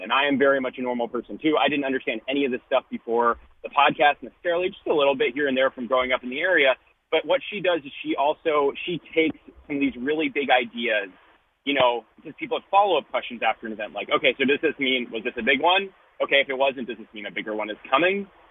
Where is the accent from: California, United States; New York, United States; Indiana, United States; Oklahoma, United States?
California, United States; Los Angeles; I grew up in Los Angeles